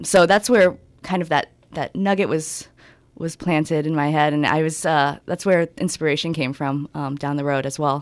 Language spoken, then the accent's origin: English; San Diego, California, United States; Being from San Diego, from Southern California